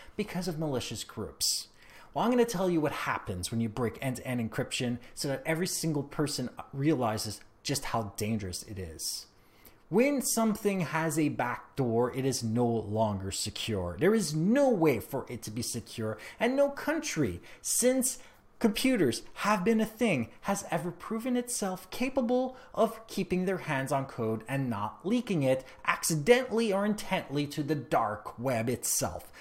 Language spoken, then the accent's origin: English; Canada; I am Canadian